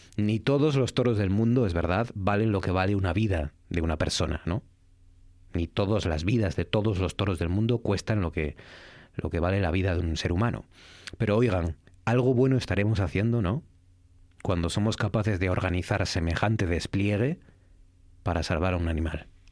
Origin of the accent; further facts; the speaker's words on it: Asturias, Spain; ser asturiano